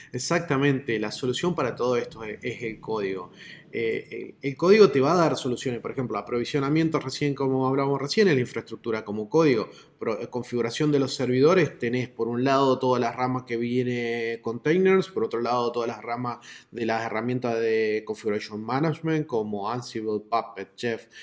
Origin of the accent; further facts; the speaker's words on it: Córdoba, Argentina; acá yo estoy en Córdoba